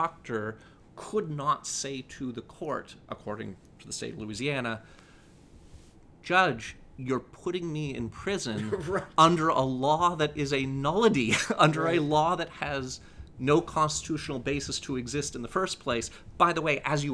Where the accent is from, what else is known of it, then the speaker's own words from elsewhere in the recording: Canada; now in United States; I was born in Canada